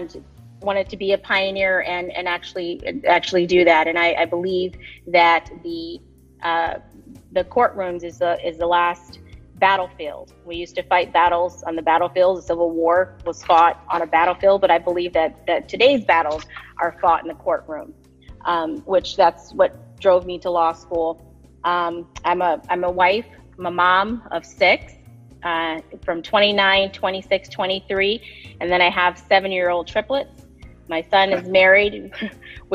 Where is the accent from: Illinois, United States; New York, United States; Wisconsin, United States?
Wisconsin, United States; now in California, United States; I grew up in Wisconsin, in a small town just north of Milwaukee. It's about 2,300 people, so I'm a small town Wisconsin girl